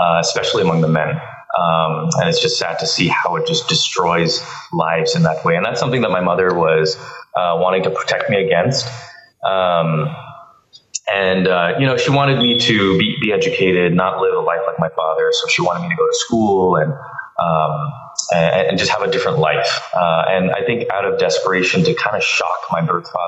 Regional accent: Bangalore, Karnataka, India; moved away; I was born in India, and that's a country of 1.2 billion people.

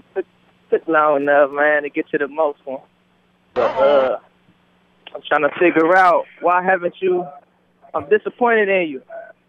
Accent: Ohio, United States; I'm from Ohio.

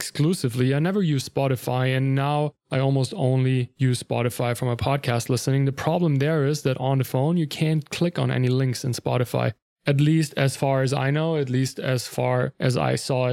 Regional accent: Germany; English is a second language; moved away; I'm not a native English speaker. I'm from Germany originally

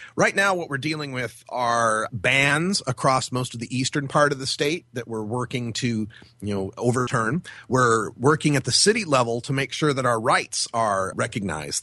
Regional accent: Idaho, United States; now in Oregon, United States; I'm originally from Idaho

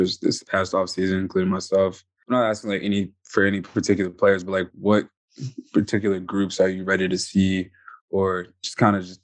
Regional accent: Atlanta area, Georgia, United States; born or raised there

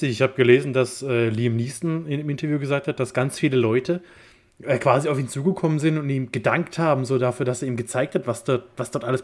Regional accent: Germany; ich bin Deutscher.

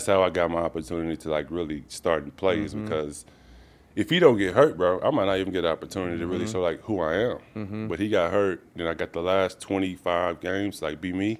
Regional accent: Dallas, Texas, United States; Like my first game was against Dallas, which was kind of cool for me because I'm from Dallas and I played good and shit.

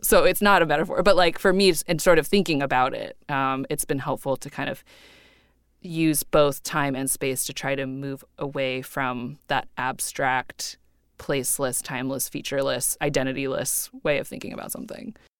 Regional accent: Cupertino, California, United States; I grew up in Cupertino

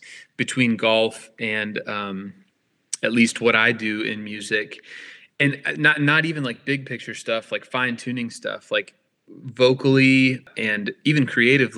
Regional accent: Tulsa, Oklahoma, United States; Tulsa was a lovely place to grow up

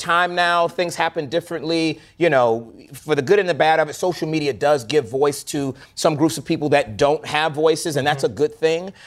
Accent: Florida, United States; now in Atlanta, United States; I was raised in the South, I grew up in Florida

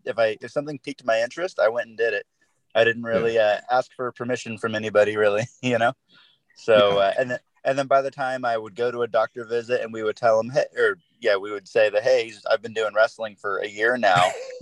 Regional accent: Sacramento, California, United States; I'm in California, in around Sacramento area.

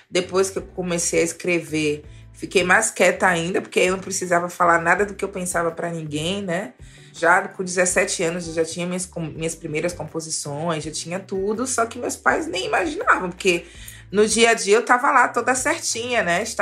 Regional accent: Salvador, Bahia, Brazil; eu sou de Salvador, que é uma cidade extremamente musical.

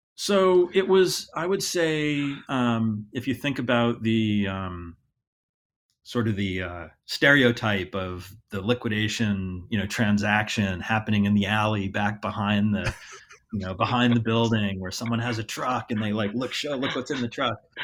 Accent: Hingham, Massachusetts, United States; also born or lived in Columbus, Ohio; I grew up outside of Boston, uh, about thirty miles south of Boston, a town called Hingham.

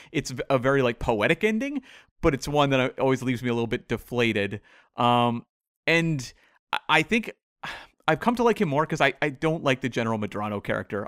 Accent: Canada; as a Canadian

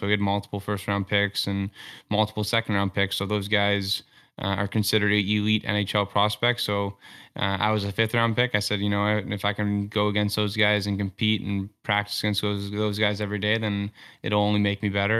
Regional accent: Toronto, Ontario, Canada; growing up in Toronto and just being consumed by hockey twenty four seven

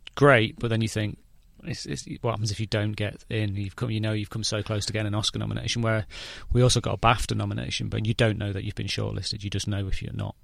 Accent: England, United Kingdom

